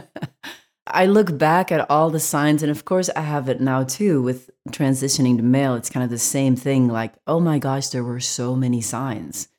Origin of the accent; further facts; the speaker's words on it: Belgium; now in United States; I grew up in Belgium